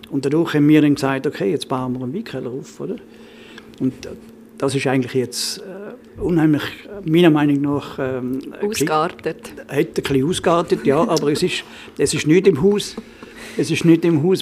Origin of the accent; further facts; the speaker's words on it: Trentino-Alto Adige, Italy; dort, wo ich herkomme, ist ja eigentlich die Resteverwertung in der, in der, in der Küche eigentlich das, was top ist.